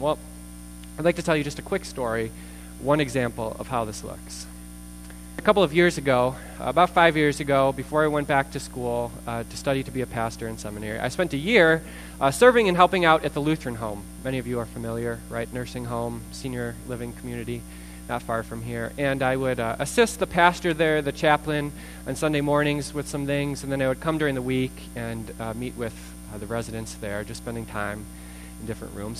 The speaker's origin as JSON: {"language": "English", "country": "United States", "said": "I'm an American"}